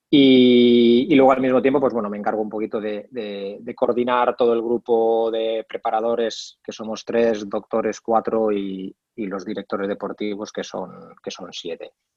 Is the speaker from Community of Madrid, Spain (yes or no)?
no; Basque Country, Spain; estudié INEF en Vitoria, en el, País Vasco, de donde, de donde soy